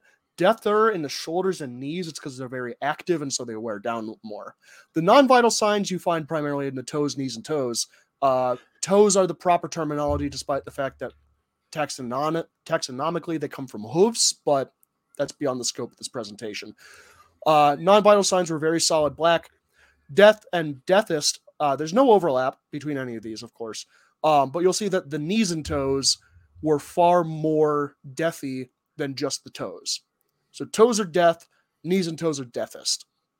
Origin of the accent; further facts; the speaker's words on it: Tucson, Arizona, United States; I grew up in Tucson, Arizona, where the temperature would regularly reach 125 degrees just in the open air.